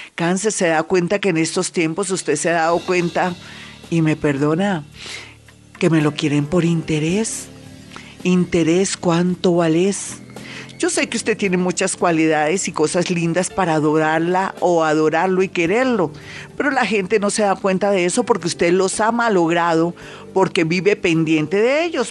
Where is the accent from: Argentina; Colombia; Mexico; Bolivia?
Colombia; somos colombianos, somos resilientes y fuertes